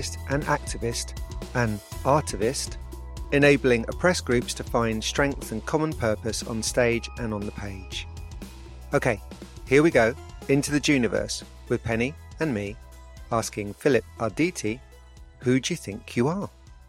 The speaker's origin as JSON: {"language": "English", "region": "London", "country": "United Kingdom", "tie": "born there", "said": "I was born in Hackney, lived in North London, and then when I went to the States for a couple of years, and I came back and I moved to Peckham"}